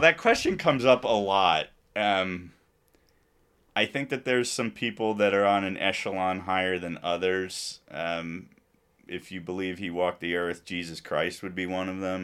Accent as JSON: {"language": "English", "town": "Princeton", "region": "New Jersey", "country": "United States", "tie": "born or raised there", "also_born_or_lived": "New York City", "said": "I'm a kid from New Jersey"}